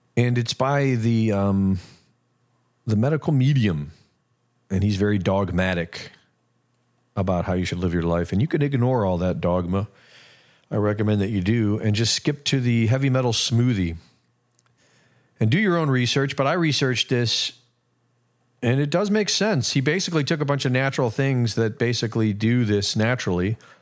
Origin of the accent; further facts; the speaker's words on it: Cleveland, Ohio, United States; I grew up in Cleveland